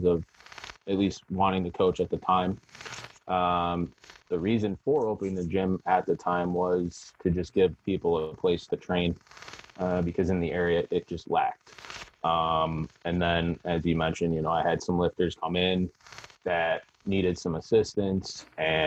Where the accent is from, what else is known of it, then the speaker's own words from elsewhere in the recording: Buffalo, New York, United States; I'm from Western New York, so Buffalo area